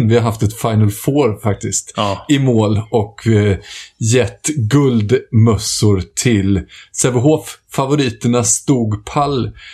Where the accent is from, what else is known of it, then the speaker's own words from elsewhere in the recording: Småland, Sweden; som smålänning i själ och hjärta